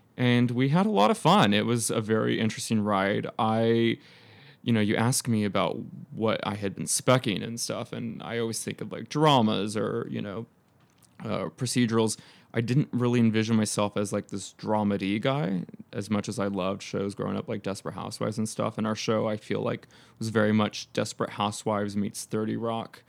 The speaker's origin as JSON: {"language": "English", "town": "Temecula", "region": "California", "country": "United States", "tie": "born or raised there", "also_born_or_lived": "Fountain Valley, California / Los Angeles", "moved": "as an adult"}